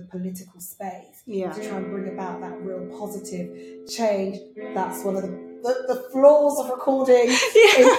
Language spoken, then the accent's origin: English; Bristol, South West England, United Kingdom; moved away; also born or lived in London; I'm originally from Bristol, which is in the southwest, and I grew up in quite a large family